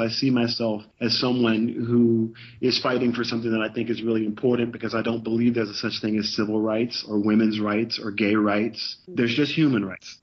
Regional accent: the South, United States; I'm from the South.

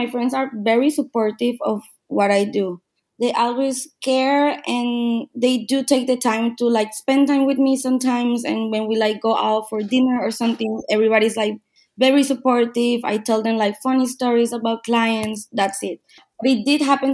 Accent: Venezuela; moved away as an adult; also born or lived in Austria; now in Vienna, Austria; I'm from Venezuela.

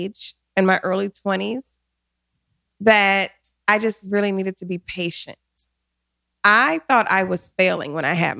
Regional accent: Detroit, Michigan, United States; moved away as an adult; also born or lived in Los Angeles; I'm from Detroit, Michigan

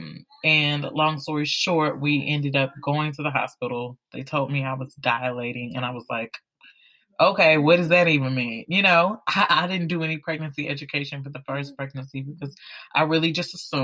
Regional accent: Houston, Texas, United States; now in Atlanta, United States; I'm originally from Houston, Texas

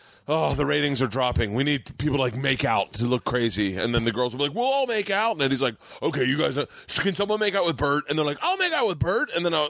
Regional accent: Tampa, Florida, United States; Of Tampa.

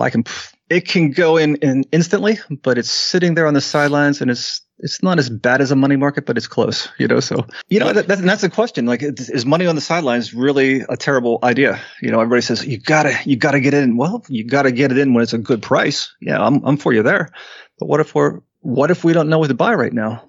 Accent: Western Pennsylvania, United States; we're from Western Pennsylvania

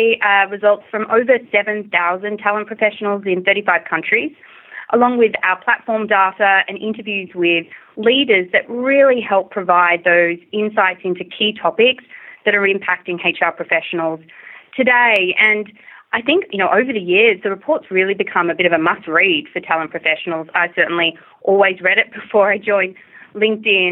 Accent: Australia; moved away; I'm originally from Australia, if you may not have already figured it out from my accent

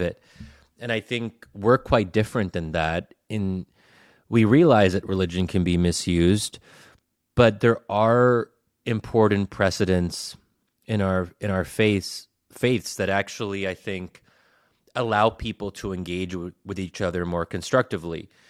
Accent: United States; growing up as an American Muslim

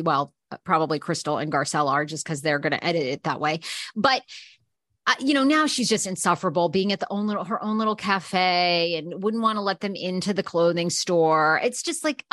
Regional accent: Maine, United States; now in Los Angeles, United States; I'm from Maine

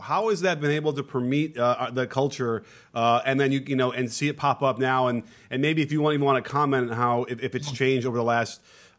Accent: the North, United States; I grew up in the North.

